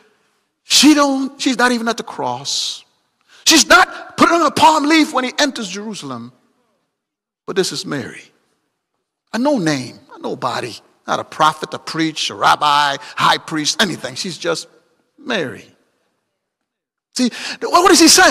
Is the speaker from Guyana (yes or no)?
yes; Guyana; moved away; I'm from Guyana